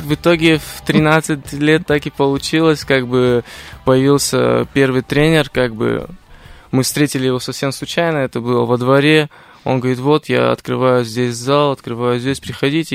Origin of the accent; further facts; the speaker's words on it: Tbilisi, Georgia; moved away; моя семья не из Армении, мы по национальности армяне, но мы из Тбилиси, как бы из Грузии